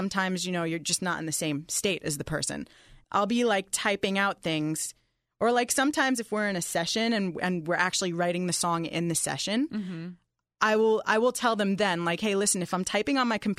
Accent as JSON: {"language": "English", "region": "New York", "country": "United States", "said": "All he knew about me was … I'm a songwriter and I'm originally from New York."}